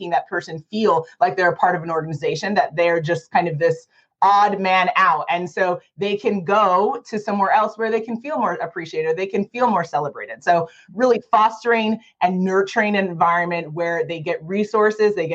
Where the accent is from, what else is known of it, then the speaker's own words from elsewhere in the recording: New York City, New York, United States; moved away as an adult; now in Arizona, United States; We're from New York originally. I'm born and raised in Manhattan.